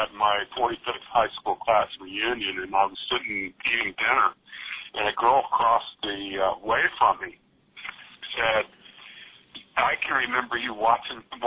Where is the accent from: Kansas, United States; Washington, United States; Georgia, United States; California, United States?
California, United States; Napa; also born or lived in Oakland, California / San Leandro, California; I was born in Oakland, and I lived in San Leandro until I was 6 years old, and then we moved here to Napa